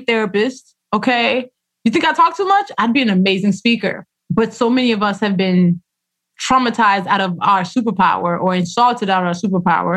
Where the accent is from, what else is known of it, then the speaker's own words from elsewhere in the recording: Nigeria; first language Yoruba and English; Yoruba, which is my language, my first language. Actually, Yoruba and English are equally my first language